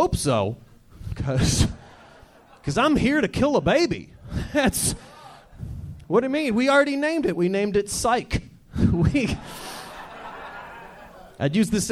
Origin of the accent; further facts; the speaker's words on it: Detroit, Michigan, United States; We grew up in Detroit. It was a small house